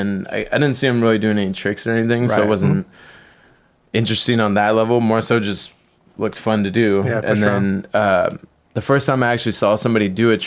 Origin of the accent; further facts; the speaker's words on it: Chula Vista, California, United States; growing up in San Diego, there's a big reggae scene